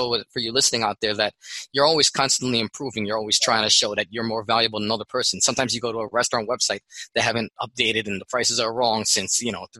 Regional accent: Philippines; now in United States; I'm Filipino living in America

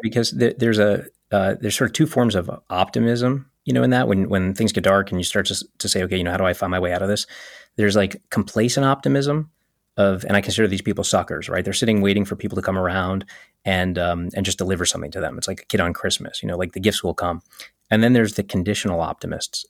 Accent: New York City, New York, United States; also born or lived in Fullerton, California; I grew up in Coney Island, Brooklyn, which is mostly black and Latino and Eastern European Jews

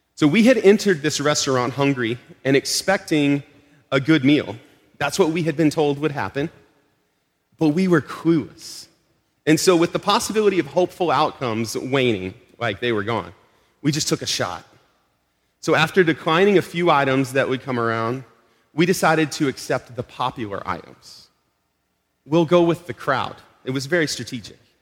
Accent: Arkansas, United States; now in Melrose, United States; we're from Arkansas. we just visited family in Arkansas two months ago

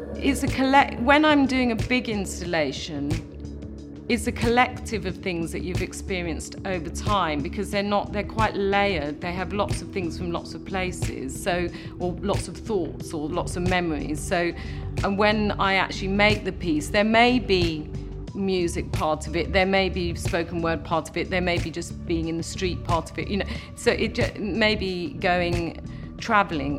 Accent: London, United Kingdom; I'm a Londoner, I've come from London all my life.

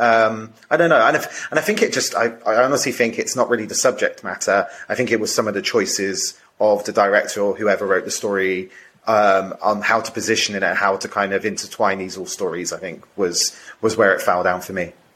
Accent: United Kingdom; I'm coming from a di- slightly different kind of cultural perspective, being British as well

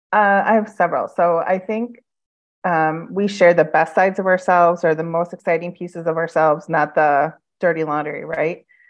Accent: Midwest, United States; now in Phoenix, United States; I'm from the Midwest, and so I miss the seasons

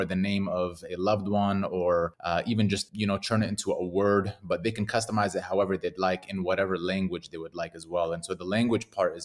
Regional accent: Detroit, Michigan, United States; now in Arizona, United States; I'm based here in Arizona, United States, born and raised in Detroit, Michigan.

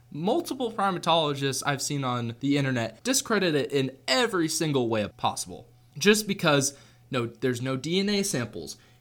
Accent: Seattle, Washington, United States; I was born in Washington State. I was born in Seattle

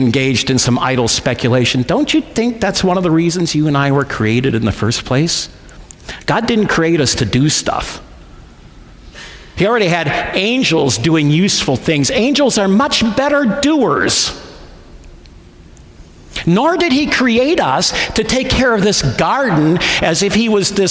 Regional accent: Midwest, United States; I'm from the Midwest

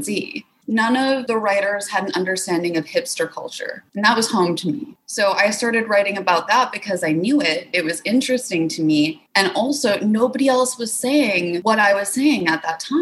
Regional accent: Wisconsin, United States; moved away; I'm originally from Wisconsin

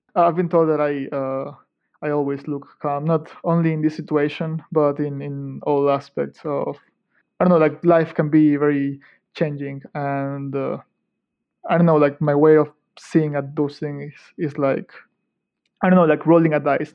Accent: Ecuador; moved away as an adult; also born or lived in Manchester; now in Edinburgh, United Kingdom; I come from Ecuador in South America

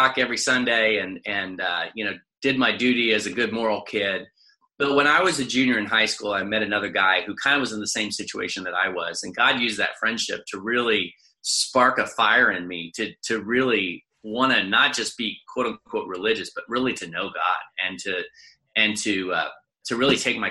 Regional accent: Kansas, United States; moved away; also born or lived in Louisville, Kentucky; go back to my home state, but I was invited to be a pastor at Manhattan, Kansas

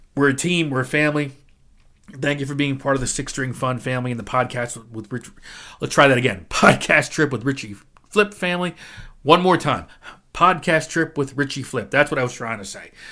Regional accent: New Jersey, United States; I'm from New Jersey

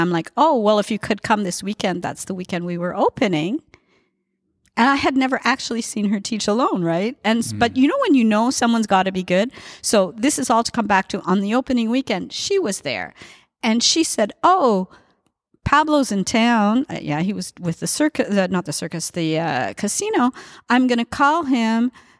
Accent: Montreal, Quebec, Canada; He said, you speak English? I said, yeah, I'm from Canada.

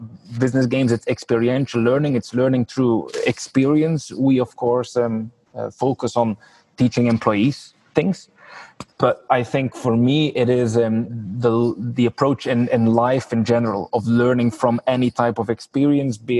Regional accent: Belgium; moved away as an adult; also born or lived in Geneva; now in Ireland; I'm from Belgium originally

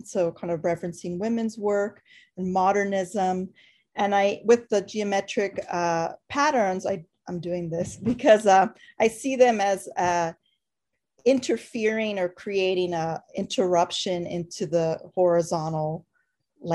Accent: Los Angeles, California, United States; I'm an artist from Los Angeles.

